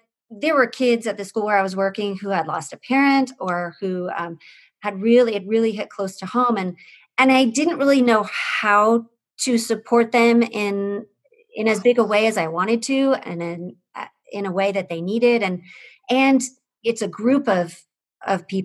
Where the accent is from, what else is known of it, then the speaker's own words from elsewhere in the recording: Pennsylvania, United States; moved away as an adult; also born or lived in South Bend, Indiana; I grew up in Pennsylvania